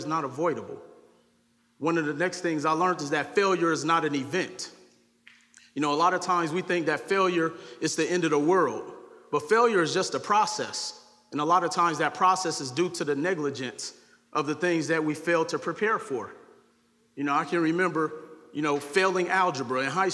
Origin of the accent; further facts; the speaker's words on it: Milwaukee, Wisconsin, United States; growing up in Milwaukee, Wisconsin